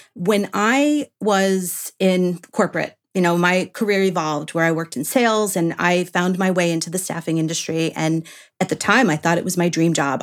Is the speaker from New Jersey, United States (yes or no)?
no; New York, United States; moved away; I'm from New York originally